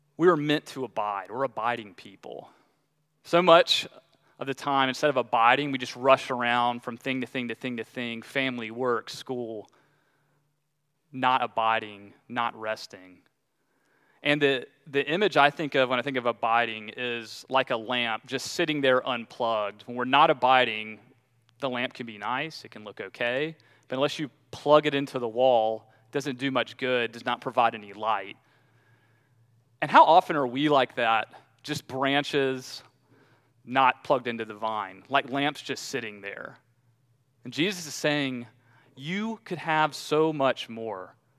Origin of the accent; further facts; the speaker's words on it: Southeast, United States; I'm from the Southeast